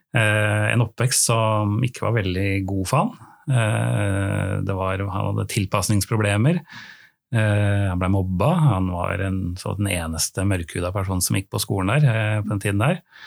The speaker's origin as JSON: {"language": "Norwegian", "region": "Oslo", "country": "Norway", "said": "jeg er fra Oslo"}